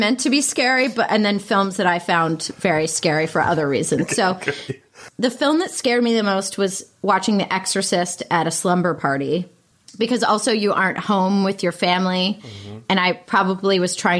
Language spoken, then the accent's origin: English; Pittsburgh, Pennsylvania, United States; Pittsburgh, Pennsylvania.